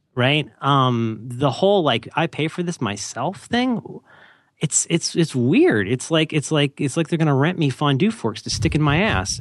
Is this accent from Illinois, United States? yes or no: no; Ohio, United States; I'm from Ohio.